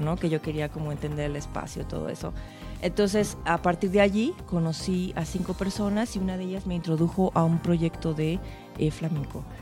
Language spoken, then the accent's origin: Spanish; Xalapa, Veracruz, Mexico; now in Canada; yo, como mexicana, porque además vivo en Canadá